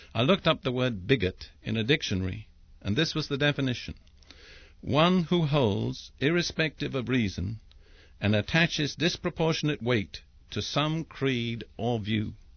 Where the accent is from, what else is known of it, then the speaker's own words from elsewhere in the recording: England, United Kingdom; I'm English by background